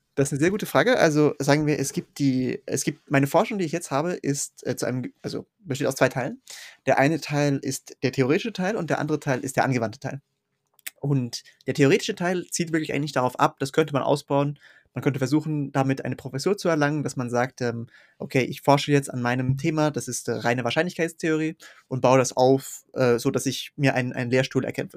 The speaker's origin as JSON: {"language": "German", "country": "Switzerland", "tie": "born or raised there", "also_born_or_lived": "Zurich", "said": "ich bin aufgewachsen in einem relativ kleinen Ort, an dem ich immer noch wohne. Der ist ungefähr in der Mitte zwischen Luzern und Zürich in der Schweiz."}